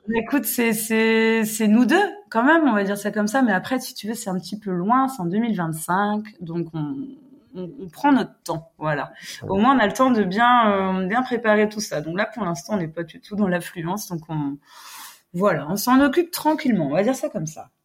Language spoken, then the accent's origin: French; United States; now in Lamballe, France; je suis américaine, j'habite près de Lamballe, donc euh, dans le 22.